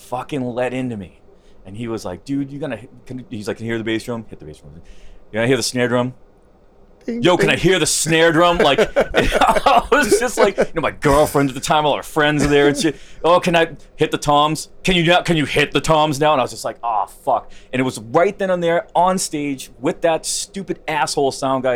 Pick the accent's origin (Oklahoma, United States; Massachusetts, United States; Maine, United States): Massachusetts, United States; Boston; I grew up in Boston